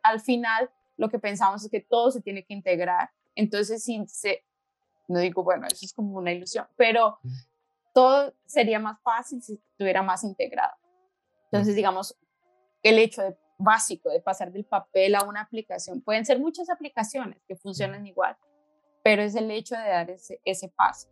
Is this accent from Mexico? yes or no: no; Colombia; moved away as an adult; now in Slovenia; soy de Colombia, llevo seis años acá, en Eslovenia.